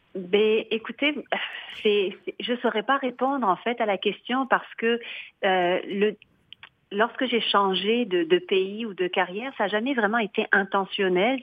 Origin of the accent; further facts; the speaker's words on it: Limoges, Nouvelle-Aquitaine, France; moved away as an adult; also born or lived in Lyon / England / Paris / Outaouais, Quebec; now in Coaticook, Canada; moi je suis originaire de Limoges qui est dans le centre de la France